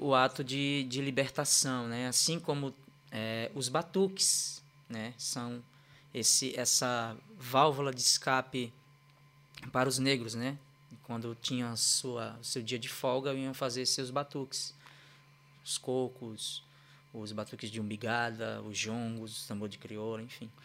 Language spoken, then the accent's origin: Portuguese; Recife, Pernambuco, Brazil; moved away; eu sou natural de Recife, Pernambuco, né? É, nasci e criado lá num, num bairro chamado Ibura